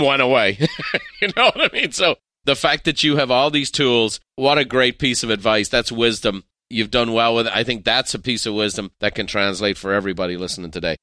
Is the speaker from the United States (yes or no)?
no; Ireland; as an Irishman